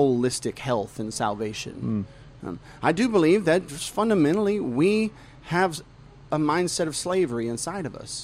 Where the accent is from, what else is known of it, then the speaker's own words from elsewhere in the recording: the South, United States; I was born and raised in the South. I'm a Southern man